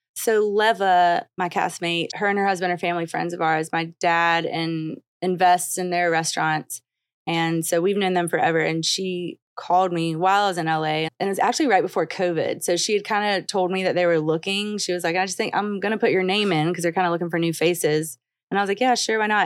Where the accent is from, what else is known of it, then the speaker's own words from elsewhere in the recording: the South, United States; growing up in the South and a little bit not in the South